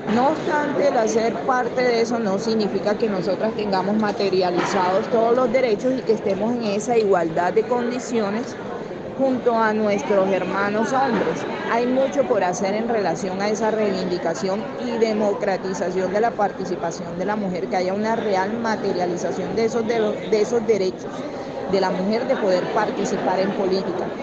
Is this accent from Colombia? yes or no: yes; Barranquilla, Atlántico, Colombia; yo soy barranquillera